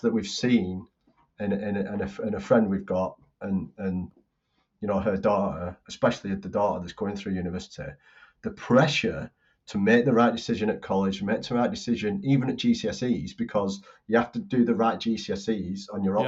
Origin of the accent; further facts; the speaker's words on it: Bolton, North West England, United Kingdom; my hometown, Bolton's